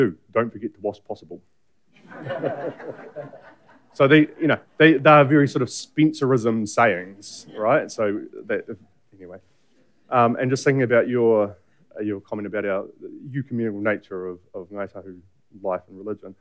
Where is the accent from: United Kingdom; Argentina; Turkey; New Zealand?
New Zealand; Bluff, Southland; Bluff, which is also my hometown